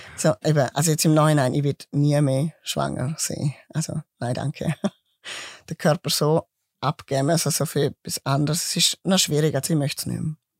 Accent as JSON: {"language": "German", "town": "Mauren", "country": "Liechtenstein", "tie": "born or raised there", "also_born_or_lived": "Grabs, Switzerland", "accent": "mix of Swiss and Liechtenstein dialect", "said": "Geboren bin ich in Grab, ich bin Schweizer und bin dann durch meine Eltern eigentlich ins Liechtenstein gekommen und habe dort meine Kindheit und Jugendzeit verbracht, eigentlich die ganze Zeit"}